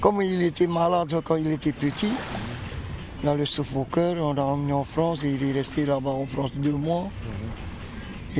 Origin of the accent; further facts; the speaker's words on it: Taha'a, Leeward Islands, French Polynesia; comme on est originaire de Taha